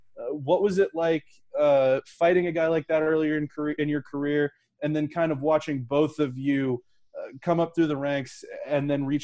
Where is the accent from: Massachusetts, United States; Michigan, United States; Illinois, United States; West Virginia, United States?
West Virginia, United States; Morgantown; I'm from Morgantown, West Virginia, so I'm pretty aware of that Western PA grittiness.